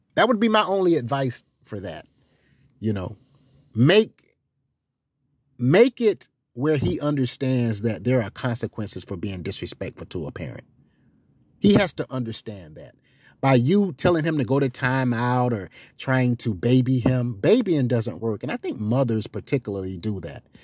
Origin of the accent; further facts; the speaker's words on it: the South, United States; I'm from the South.